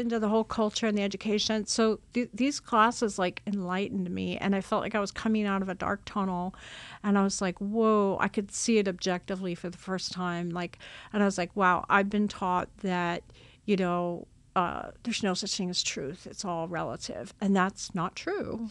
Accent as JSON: {"language": "English", "area": "Long Island", "region": "New York", "country": "United States", "tie": "born or raised there", "said": "I grew up on Long Island, New York"}